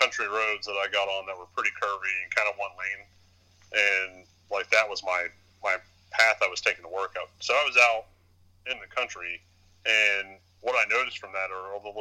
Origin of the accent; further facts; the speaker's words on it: United States; moved away as an adult; also born or lived in England; As an American.